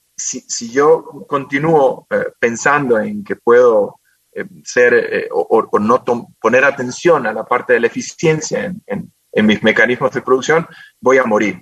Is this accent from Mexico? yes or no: no; Quito, Pichincha, Ecuador; also born or lived in Guayaquil; vine acá a Quito hace muchos años, cuando yo tenía siete años, vinimos a, a vivir acá